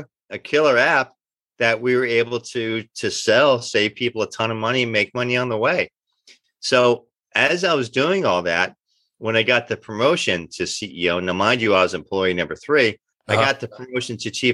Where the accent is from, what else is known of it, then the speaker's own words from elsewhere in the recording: Kearny, New Jersey, United States; also born or lived in Belleville, New Jersey; Born and raised in Kearney, New Jersey, Soccer Town, USA